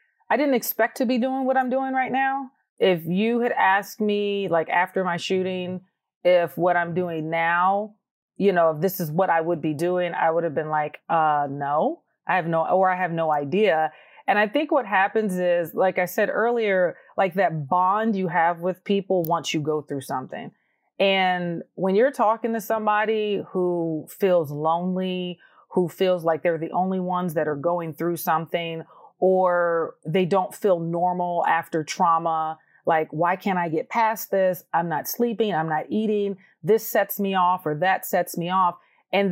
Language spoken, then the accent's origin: English; Georgia, United States; oh my goodness, you're from Georgia. I'm from Georgia too.